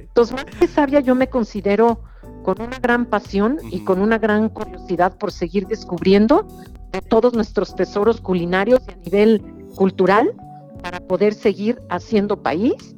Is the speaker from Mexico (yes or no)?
yes; Mexico; nuestros ingredientes que nos definen como mexicanos